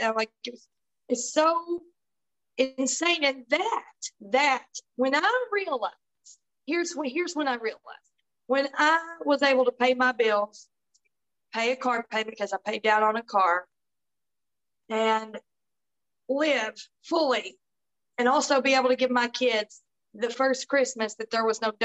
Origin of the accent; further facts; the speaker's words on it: Tennessee, United States; I'm from Tennessee